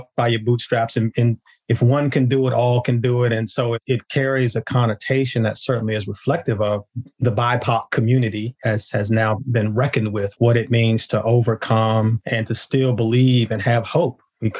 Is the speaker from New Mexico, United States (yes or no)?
no; Washington, District of Columbia, United States; also born or lived in Oxford, North Carolina; now in Durham, United States; my family's from Durham. My roots are deep in Oxford, North Carolina, in Durham, North Carolina, though I was born in Washington, D.C.